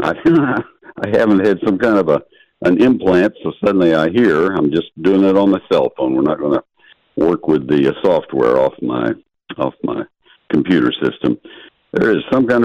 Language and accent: English; Bryan, Texas, United States; also born or lived in Ohio; I grew up in Bryan College Station